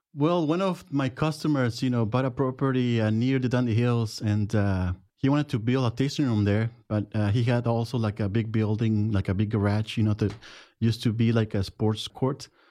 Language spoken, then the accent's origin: English; Jiménez, Chihuahua, Mexico; English is a second language; moved away as an adult; now in Oregon, United States; I'm from Jimenez, Chihuahua, Mexico.